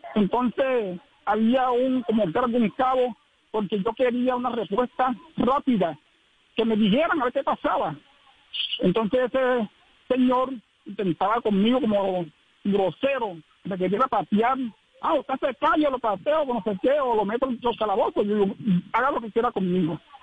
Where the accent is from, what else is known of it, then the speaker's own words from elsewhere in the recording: Valencia, Córdoba, Colombia; soy nativo de Valencia